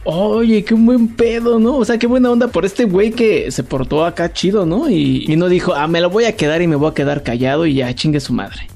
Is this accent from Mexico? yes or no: yes; Mexico; yo soy un mexicano feliz